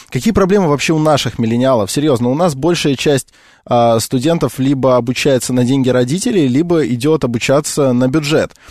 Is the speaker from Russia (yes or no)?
yes; Russia; я в том числе про миллениалов русских, потому что я себя могу к ним отнести